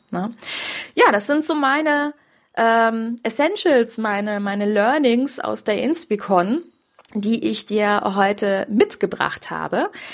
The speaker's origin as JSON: {"language": "German", "town": "Grevenbroich", "region": "North Rhine-Westphalia", "country": "Germany", "tie": "born or raised there", "moved": "yes", "said": "ich komme aus Grevenbruch, aus diesem Ursprungsort"}